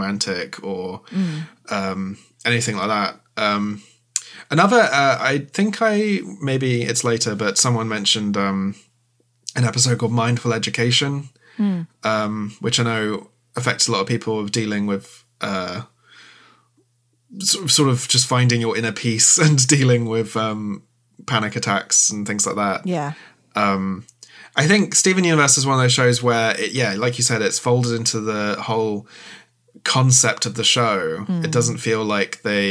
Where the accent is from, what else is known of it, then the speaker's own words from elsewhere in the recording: United Kingdom; as British people